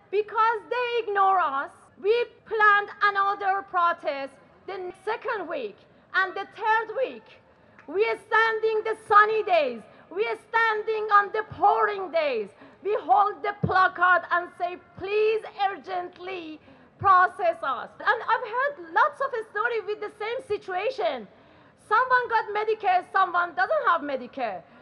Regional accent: Iran; English is a second language; moved away as an adult; now in Australia; I, have been here since 2013. I come from Iran.

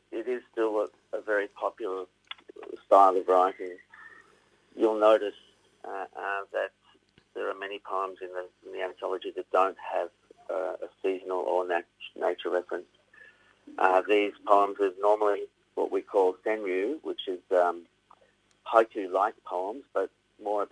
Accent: Victoria, Australia; I'm from Victoria

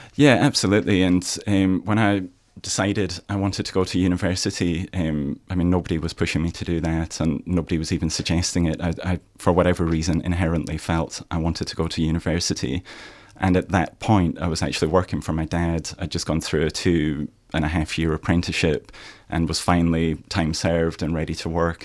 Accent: Scotland, United Kingdom; moved away as an adult; now in Australia; I'm from Scotland

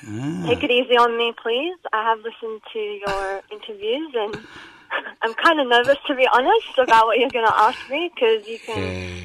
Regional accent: Kurdistan, Iran; born there; I was born in Iran, in Kurdistan, in Iran.

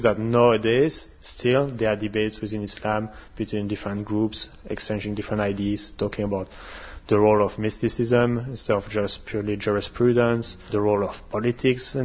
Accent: Belgium; moved away as an adult; now in New Zealand; I left Europe, where I was born in Belgium

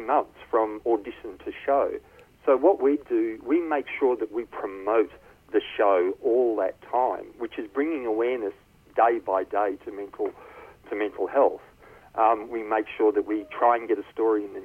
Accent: Melbourne, Victoria, Australia; moved away; I'm from Melbourne myself originally

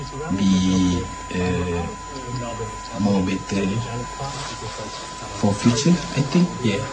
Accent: Kuala Lumpur, Malaysia; moved away as an adult; now in Australia; Actually, I'm from Kuala Lumpur. Actually, I lived there before. And then I came to Australia

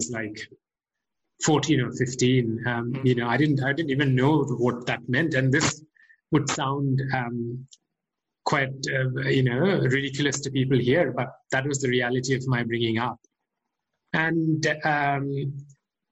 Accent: India; moved away as an adult; now in Melbourne, Australia; I'm originally from India

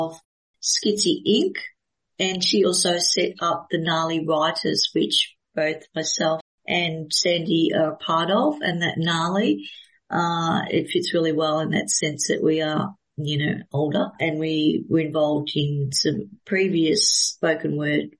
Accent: Melbourne, Victoria, Australia; I'm from Melbourne, but I'm in Adelaide

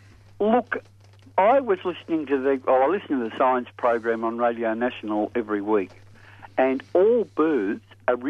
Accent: Thornbury, Victoria, Australia; now in Sunshine, Australia; I was brought up near Collingwood. I was brought up in Thornbury, so it's not far from Collingwood.

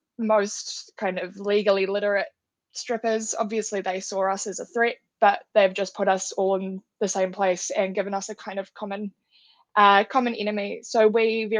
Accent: Wellington, New Zealand; I am from Te Whanganui Otara, Wellington in New Zealand

